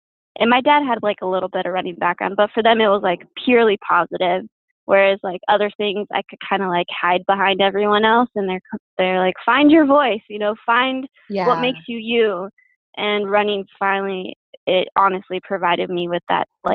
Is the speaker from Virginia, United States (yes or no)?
no; Downey, California, United States; now in Santa Barbara, United States; I grew up in Downey, which is in LA, and I went there, you know, elementary, middle, and high school